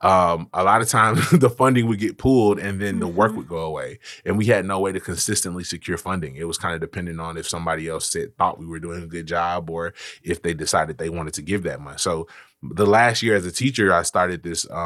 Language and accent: English; Memphis, Tennessee, United States; also born or lived in Wheaton, Illinois; now in Memphis, United States; I grew up in White Haven and then graduated from high school